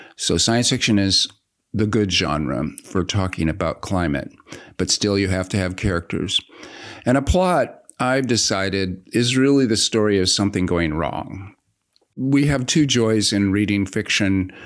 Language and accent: English; United States; being an American leftist